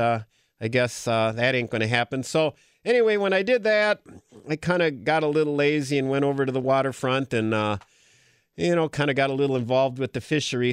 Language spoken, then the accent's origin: English; Green Bay, Wisconsin, United States; moved away; I grew up in Green Bay